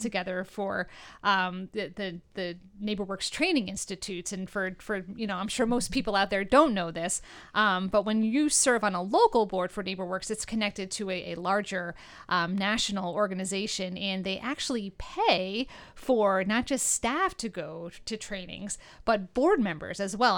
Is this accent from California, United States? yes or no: no; New York, United States; now in Northeastern Pennsylvania, United States; I'm from New York originally